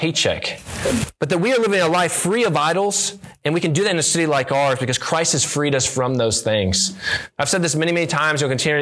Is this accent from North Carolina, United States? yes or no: yes; near Charlotte, North Carolina, United States; I grew up near Charlotte, North Carolina